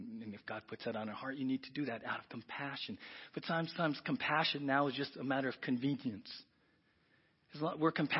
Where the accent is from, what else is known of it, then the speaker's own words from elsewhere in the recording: San Diego, California, United States; moved away; I grew up in South San Diego